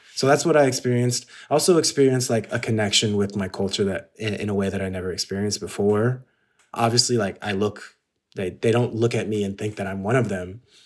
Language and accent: English; San Gabriel Valley, California, United States; also born or lived in Ladera Heights, Los Angeles; I grew up in the S G V, which is the San Gabriel Valley, which is basically China in America